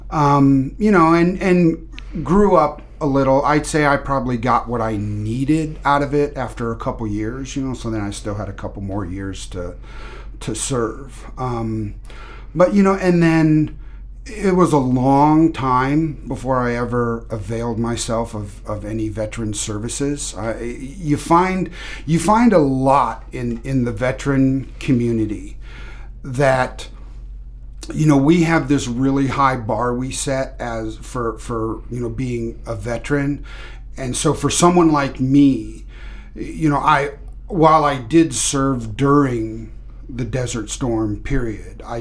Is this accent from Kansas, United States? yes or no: yes; Kansas, United States; now in Maine, United States; I guess I would say that I am from Kansas. That's where I've spent uh, most of my life, but moved around a lot as as a, a kid